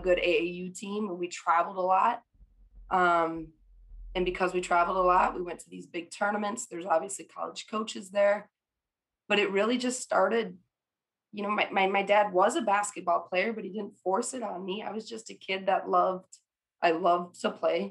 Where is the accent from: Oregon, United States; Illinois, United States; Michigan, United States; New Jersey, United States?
Michigan, United States; I grew up in Michigan and a Michigan fan